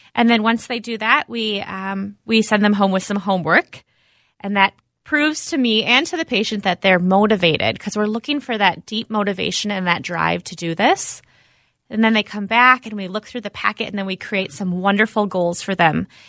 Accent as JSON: {"language": "English", "town": "Minnetonka", "region": "Minnesota", "country": "United States", "tie": "born or raised there", "said": "I grew up around the area here, out in Minnetonka"}